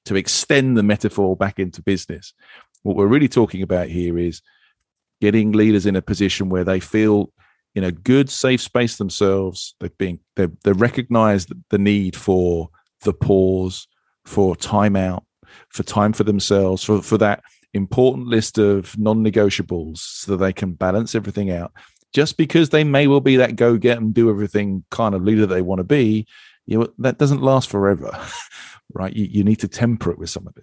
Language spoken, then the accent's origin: English; United Kingdom; I'm British.